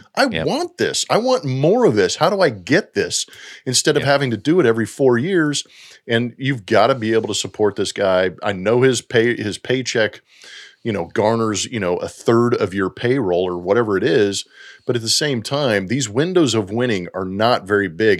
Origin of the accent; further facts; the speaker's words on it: United States; I'm an American